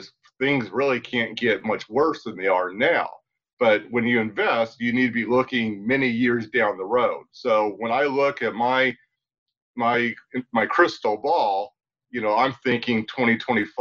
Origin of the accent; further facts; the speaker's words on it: United States; as an American doing business in China